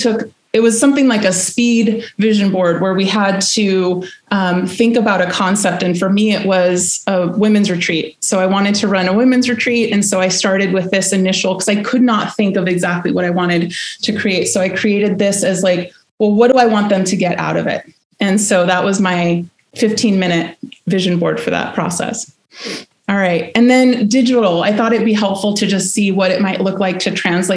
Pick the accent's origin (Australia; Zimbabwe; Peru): Peru; Peru, my home country